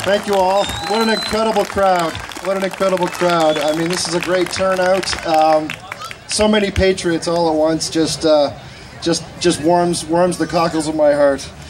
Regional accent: Canada; growing up in Canada

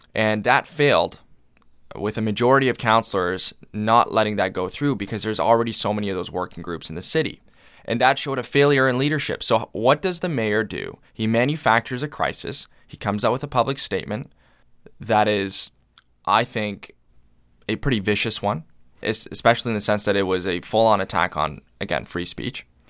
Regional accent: London, Ontario, Canada; as a Londoner, as a Canadian

